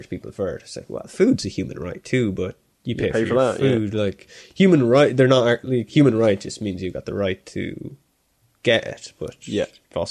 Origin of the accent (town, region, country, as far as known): Ireland